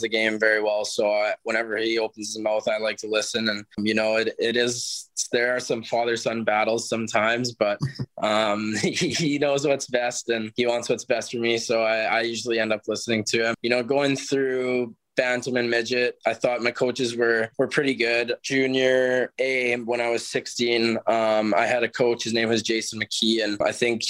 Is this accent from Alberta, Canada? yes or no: yes; Edmonton, Alberta, Canada; And obviously to do it in my hometown, that was even better.